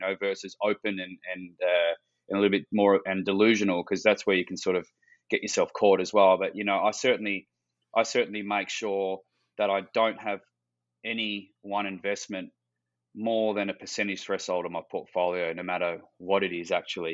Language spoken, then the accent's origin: English; Western Australia, Australia; growing up in Western Australia